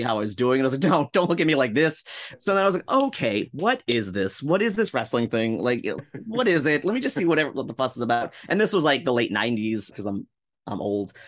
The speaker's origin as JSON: {"language": "English", "area": "Rockland County", "region": "upstate New York", "country": "United States", "moved": "as an adult", "lives_now": "Yonkers, United States", "said": "Upstate New York, baby, Rockland County"}